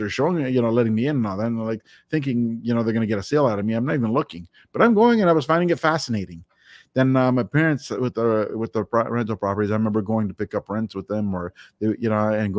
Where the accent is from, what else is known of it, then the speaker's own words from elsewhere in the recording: Toronto, Ontario, Canada; I am from Toronto, Ontario, Canada